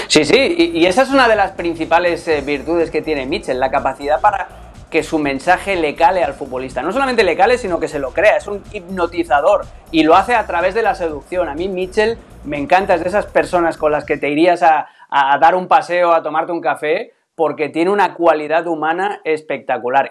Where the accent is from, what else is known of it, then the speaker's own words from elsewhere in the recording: Catalonia, Spain; yo siendo catalán